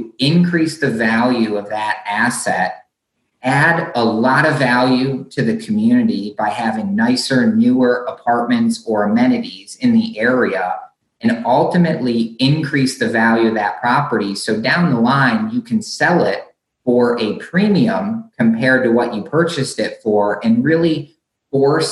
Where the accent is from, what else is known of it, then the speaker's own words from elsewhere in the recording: Michigan, United States; where I grew up in Michigan